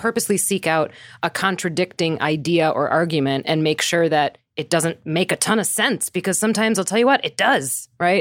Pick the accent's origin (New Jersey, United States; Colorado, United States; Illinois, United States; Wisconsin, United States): Wisconsin, United States; now in New York City, United States; I grew up in Wisconsin. I am always through and through a Midwest girl